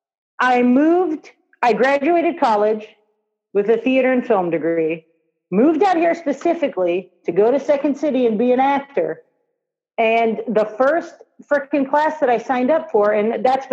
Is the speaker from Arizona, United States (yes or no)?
no; Kansas, United States; moved away as an adult; now in California, United States; I'm from Kansas.